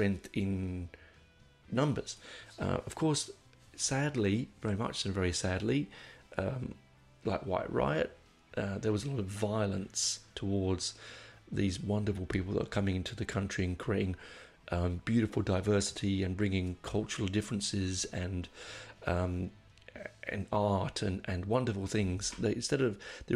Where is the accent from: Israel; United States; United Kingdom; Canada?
United Kingdom; London; I grew up in Hendon